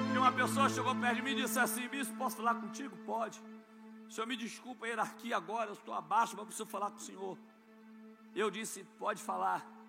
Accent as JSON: {"language": "Portuguese", "country": "Brazil", "tie": "born or raised there", "said": "lá no morro do loteamento Samambaia, aonde eu nasci"}